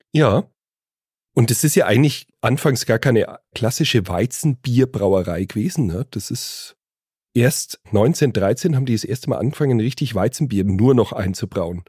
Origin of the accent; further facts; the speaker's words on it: Bavaria, Germany; Und jetzt ist es Tradition bei uns in Bayern, Bockbier zu trinken